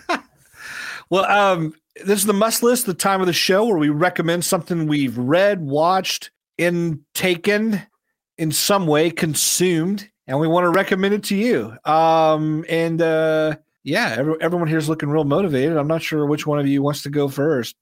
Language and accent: English; Indiana, United States; I grew up in Indiana